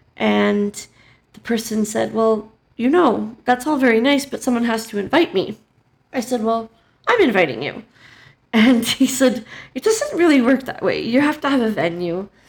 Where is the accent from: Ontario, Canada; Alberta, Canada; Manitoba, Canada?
Alberta, Canada; Calgary; We're both from Calgary